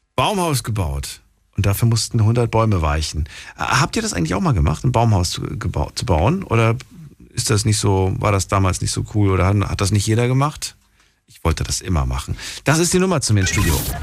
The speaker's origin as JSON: {"language": "German", "region": "East Germany", "country": "Germany", "said": "ich komme ja aus der DDR"}